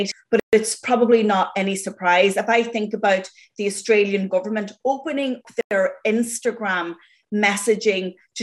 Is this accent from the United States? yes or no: no; Ireland; growing up in Ireland, listening to the radio, you know, my father would shout at the radio